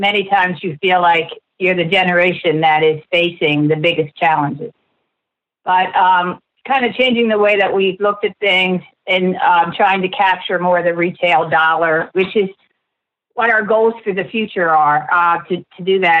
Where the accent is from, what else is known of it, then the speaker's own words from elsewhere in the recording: Churchville, United States; the dairy farm I grew up on in Churchville, about 5 miles away